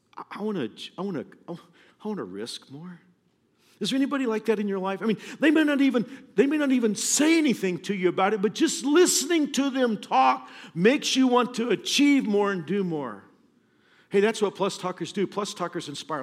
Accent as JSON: {"language": "English", "region": "Kansas", "country": "United States", "said": "we're all from Kansas"}